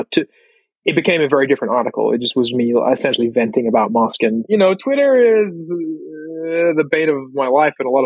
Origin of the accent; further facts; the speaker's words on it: Australia; as an Australian